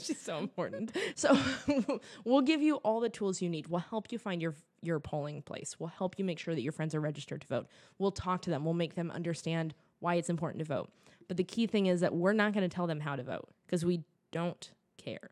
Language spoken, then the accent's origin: English; California, United States; I'm from California, I'm not from Texas